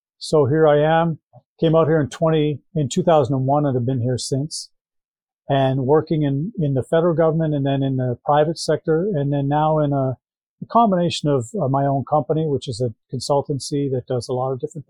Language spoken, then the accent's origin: English; Squamish, British Columbia, Canada; moved away as an adult; also born or lived in Victoria / Kingston / Vancouver; now in Ottawa, Canada; I grew up in British Columbia, just outside of Vancouver, a small town called Squamish. Went to university in Victoria, and then went to university in Kingston, where I did a law degree at Queen's. Went back to Vancouver